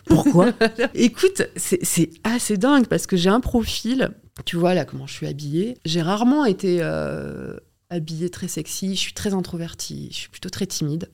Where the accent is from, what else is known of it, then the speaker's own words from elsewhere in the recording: Paris, Île-de-France, France; je suis au collège, je rentre en métro, je suis parisienne